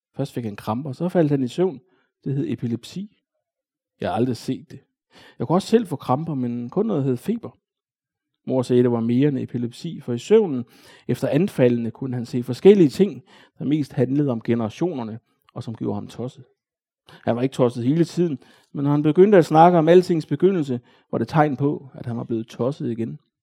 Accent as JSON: {"language": "Danish", "town": "Odense", "region": "Southern Denmark", "country": "Denmark", "tie": "born or raised there", "said": "Jeg voksede op i Næsby"}